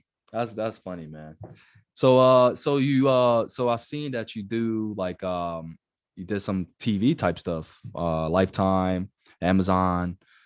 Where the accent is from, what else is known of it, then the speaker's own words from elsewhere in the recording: Delaware County, Pennsylvania, United States; now in San Diego, United States; I'm from Delaware County, like Pennsylvania.